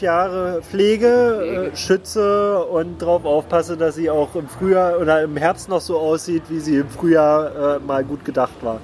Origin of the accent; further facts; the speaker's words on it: Berlin, Germany; Ich bin eben in Pankow geboren